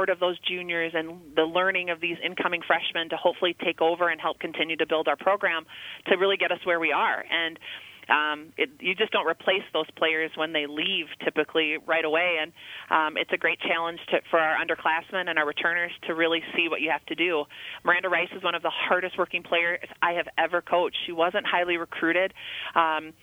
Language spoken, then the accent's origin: English; Rochester, Minnesota, United States; I'm a kid from Rochester, Minnesota